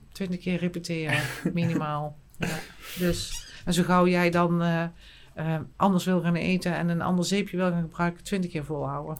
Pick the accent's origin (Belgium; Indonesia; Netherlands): Netherlands; Eindhoven, North Brabant; accent: plat Eindhoven; moved away; ik kan nog echt plat Eindhoven praten. Ik kom dan uit Eindhoven, ik woon er nu niet